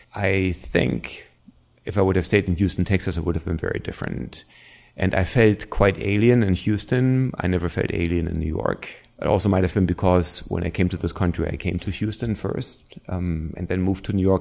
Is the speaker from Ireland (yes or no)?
no; East Germany, Germany; accent: German; English is a second language; moved away as an adult; I grew up in East Germany